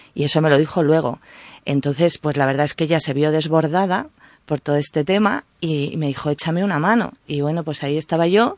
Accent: northern Palencia, Castile and León, Spain; yo soy palentina, del norte de Palencia, donde nieva, donde hay mucha montaña

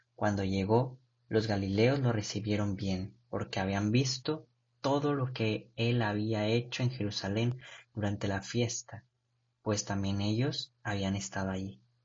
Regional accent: Mexico; nosotros como mexicanos

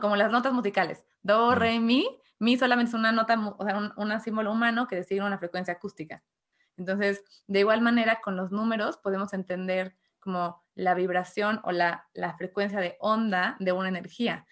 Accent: Mexico; soy de México

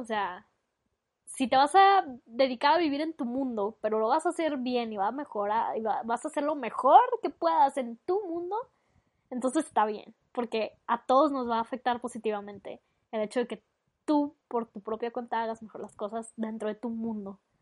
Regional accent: Mexico; sí somos bastante creativos, la verdad, para ser mexicanos

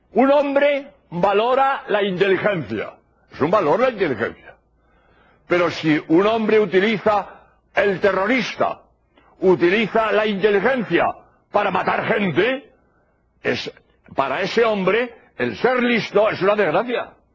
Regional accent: Spain; soy jesuita español

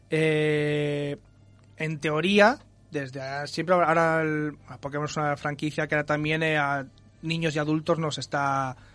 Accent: Spain; somos exquisitos los españoles

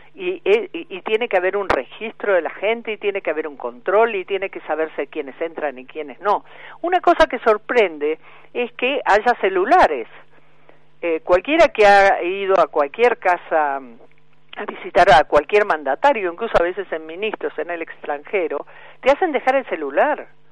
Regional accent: Argentina; yo como ciudadana argentina

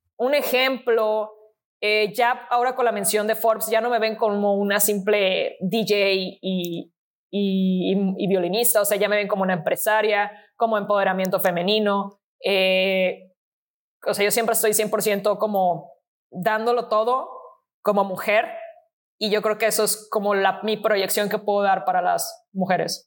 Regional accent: Mexico

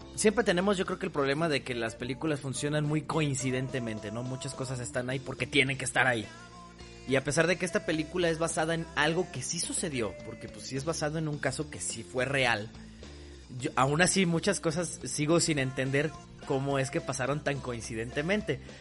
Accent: Mexico; yo soy un buen mexicano

